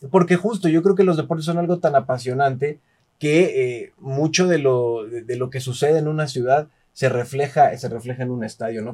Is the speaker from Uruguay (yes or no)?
no; Mexico; yo soy de México